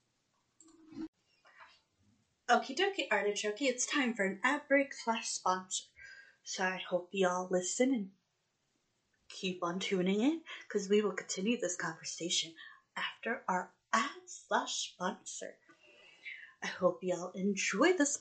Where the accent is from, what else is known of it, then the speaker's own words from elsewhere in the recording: United States; I'm from the United States